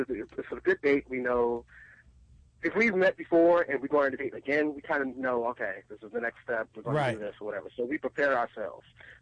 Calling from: Washington, District of Columbia, United States; I'm calling from D.C.

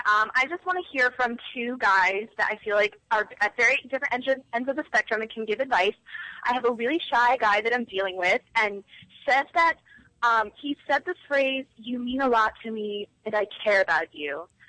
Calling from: New York, United States; I'm calling from New York.

